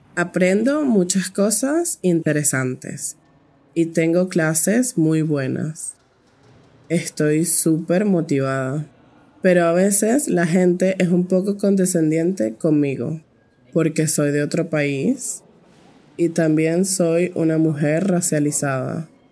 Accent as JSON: {"language": "Spanish", "town": "Caracas", "region": "Capital District", "country": "Venezuela", "said": "soy de Caracas, la capital de Venezuela"}